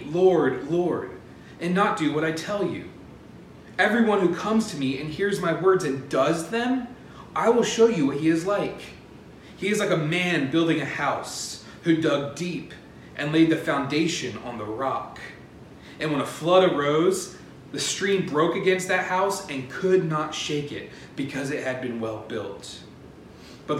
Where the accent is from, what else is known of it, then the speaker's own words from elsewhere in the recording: Pennsylvania, United States; I was growing up in Pennsylvania